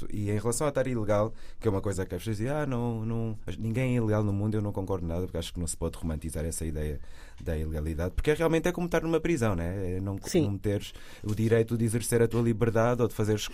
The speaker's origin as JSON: {"language": "Portuguese", "country": "Portugal", "tie": "born there", "said": "Nasci em Portugal, por alguma razão os meus pais não conseguem provar que já estavam cá há mais de um ano, porque eram os dois estudantes."}